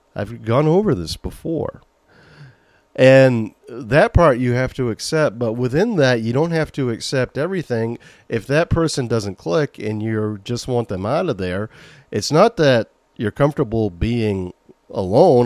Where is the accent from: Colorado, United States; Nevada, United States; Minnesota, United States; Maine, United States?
Maine, United States; accent: Maine; As I get older, the more my main accent comes out